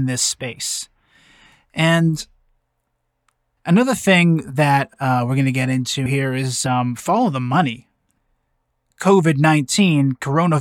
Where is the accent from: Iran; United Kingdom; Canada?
Canada; I'm from Canada.